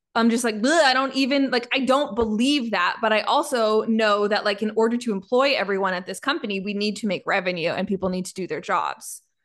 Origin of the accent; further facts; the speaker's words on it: Canada; I'm Canadian